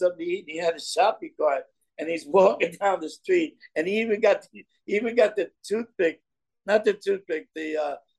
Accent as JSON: {"language": "English", "town": "New York City", "region": "New York", "country": "United States", "tie": "born or raised there", "also_born_or_lived": "Brooklyn", "said": "I was born in Brooklyn, raised in the Bronx"}